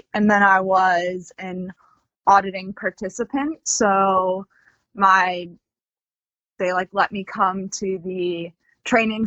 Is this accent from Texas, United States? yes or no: no; Boston, Massachusetts, United States; now in Ocala, United States; I was born and raised in Boston, Massachusetts, in the city